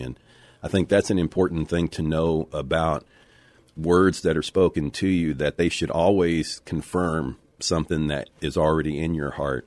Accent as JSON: {"language": "English", "country": "United States", "tie": "born or raised there", "said": "we have grown up in America where there has been religious freedom"}